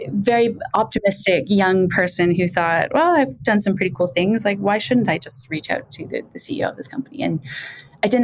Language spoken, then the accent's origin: English; a small town in Ontario, Canada; I'm Canadian, which is why I don't sound like I'm from the UK. I grew up in a small town in Ontario